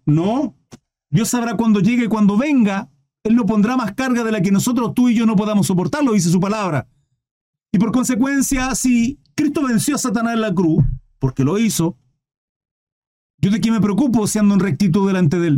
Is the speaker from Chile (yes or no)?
yes; Chile